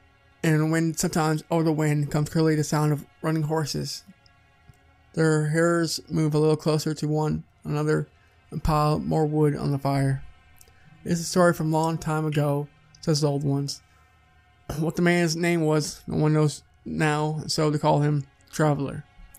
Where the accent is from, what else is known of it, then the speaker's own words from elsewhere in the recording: Pocatello, Idaho, United States; Outside of my hometown of Pocatello, Idaho, is a tragic, frightening spot known as Massacre Rocks.